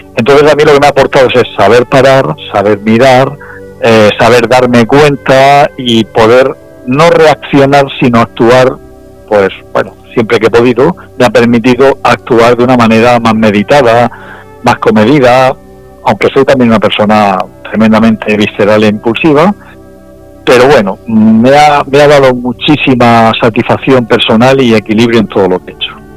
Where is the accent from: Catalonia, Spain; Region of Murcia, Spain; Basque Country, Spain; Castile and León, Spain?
Region of Murcia, Spain; also born or lived in Valencia; siendo murciano